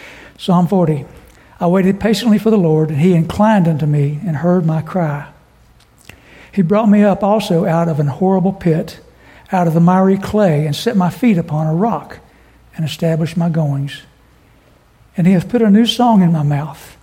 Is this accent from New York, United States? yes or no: no; southern West Virginia, United States; also born or lived in Kimball, West Virginia / Roanoke; I spent the better part of my normal growing up early life in southern West Virginia between two counties of residence, Mercer and McDowell